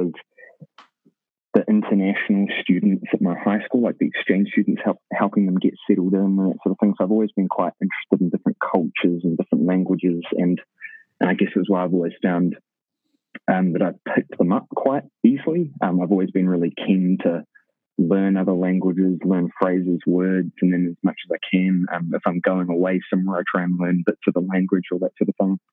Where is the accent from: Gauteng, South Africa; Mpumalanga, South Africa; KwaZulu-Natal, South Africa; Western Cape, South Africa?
Gauteng, South Africa; Kempton Park; accent: South African; moved away as an adult; now in New Zealand; I'm from Kempton Park, Johannesburg. I've been in New Zealand for about 10 years